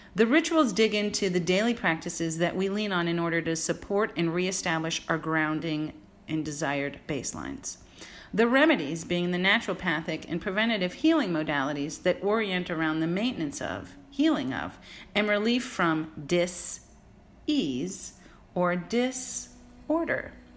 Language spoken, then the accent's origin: English; San Francisco, California, United States; moved away as an adult; also born or lived in New York City / Los Angeles; Born and raised in San Francisco during the golden era of the 80s and 90s